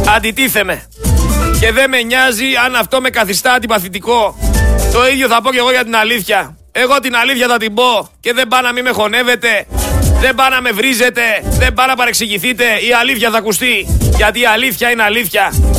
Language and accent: Greek; Greece; Έλληνε, είμαστε περήφανοι